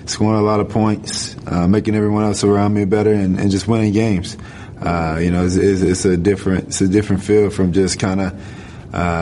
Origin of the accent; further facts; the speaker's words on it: Gainesville, Florida, United States; moved away; 815 Harrison Square was the neighborhood